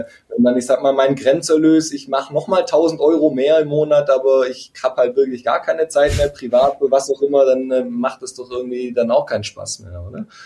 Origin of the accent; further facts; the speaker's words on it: a small village east of Stuttgart, Baden-Württemberg, Germany; moved away as an adult; now in Stuttgart, Germany; ich komme eine halbe Stunde von hier, östlich von Stuttgart, aus einem, aus einem kleinen Dorf. Also da bin ich aufgewachsen.